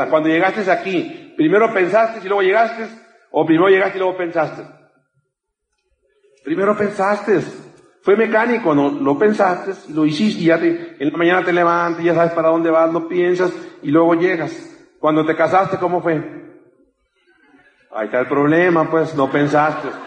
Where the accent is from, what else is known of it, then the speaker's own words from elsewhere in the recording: Mexico; Yo te digo, yo, te digo, yo vengo desde México, no tengo por qué engañarte.